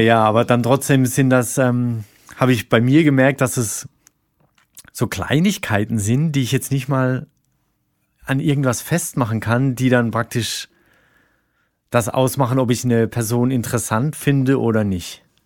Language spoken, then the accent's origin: German; Rhine-Neckar, Germany; moved away as an adult; now in Berlin, Germany; da, wo ich herkomme, so die, die Rhein-Neckar-Region